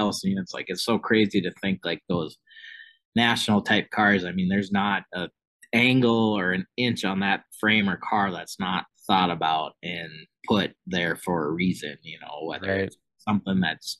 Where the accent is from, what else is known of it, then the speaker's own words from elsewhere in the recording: North Dakota, United States; we're from North Dakota